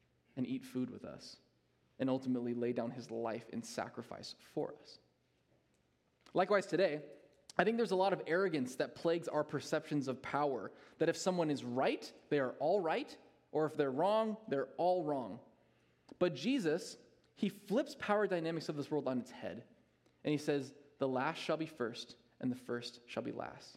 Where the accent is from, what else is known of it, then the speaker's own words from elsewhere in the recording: United States; as an American church